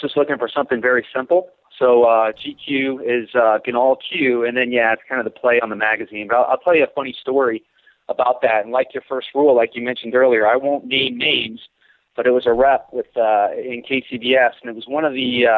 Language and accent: English; St. Louis, Missouri, United States; now in Colorado, United States; I'm originally from St. Louis